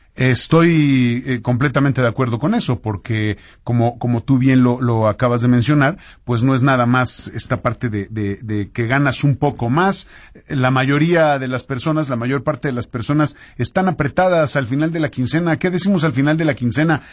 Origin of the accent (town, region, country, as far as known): Mexico